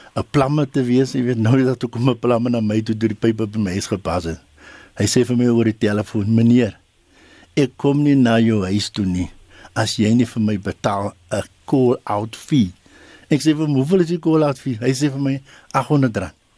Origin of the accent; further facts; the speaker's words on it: South Africa; in Suid-Afrika het ons die gewoonte